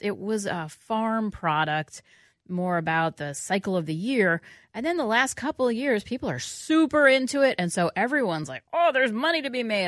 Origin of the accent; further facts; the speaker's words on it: New York City, New York, United States; moved away; I grew up in New York City.